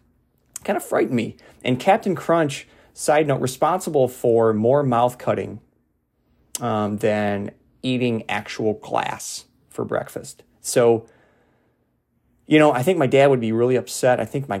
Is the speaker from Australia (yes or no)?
no; Ireland; So I say that as an Irish person.